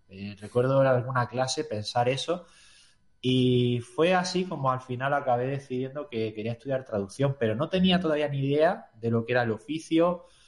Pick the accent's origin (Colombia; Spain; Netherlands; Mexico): Spain; Granada, Andalusia; moved away as an adult; now in Tomelloso, Spain; yo soy de Granada de toda la vida